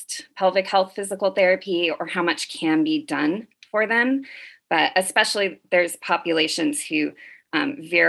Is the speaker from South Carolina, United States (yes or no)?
no; the Valley, California, United States; also born or lived in Oakland; I grew up in the Valley-ish. Like, I've been in California since I was 6